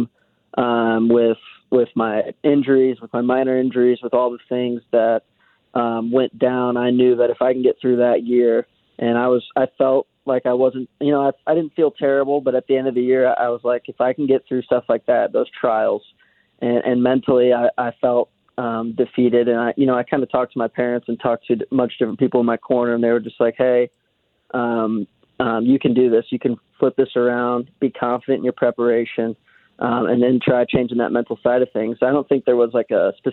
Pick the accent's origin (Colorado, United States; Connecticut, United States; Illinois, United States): Illinois, United States; Swansea; I'm actually from a small town on the east side of the Mississippi River, right outside St. Louis, called Swansea, Illinois